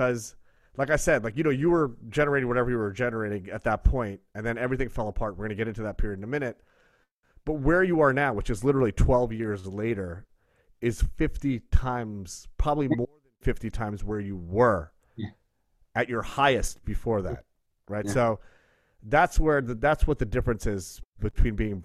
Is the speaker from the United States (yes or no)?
yes; South Shore of Long Island, New York, United States; also born or lived in Brooklyn; I grew up on the South Shore of Long Island, which is sort of a very blue collar.